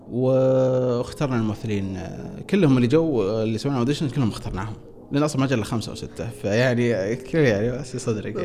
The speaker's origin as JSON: {"language": "Arabic", "town": "Riyadh", "region": "Riyadh Province", "country": "Saudi Arabia", "tie": "born or raised there"}